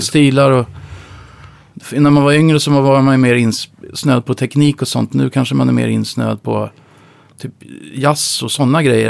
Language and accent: Swedish; Upplands Väsby, Stockholm County, Sweden; also born or lived in Uppsala; Jag växte upp i Upplands Väsby